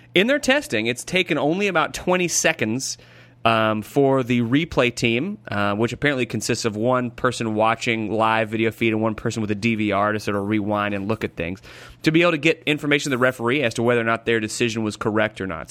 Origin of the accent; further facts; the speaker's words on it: United States; as an American